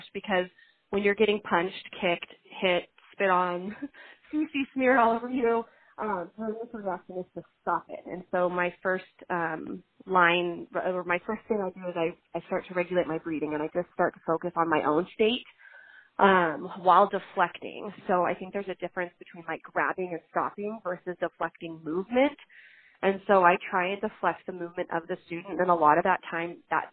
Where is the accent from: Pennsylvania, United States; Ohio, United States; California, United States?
California, United States; I am from California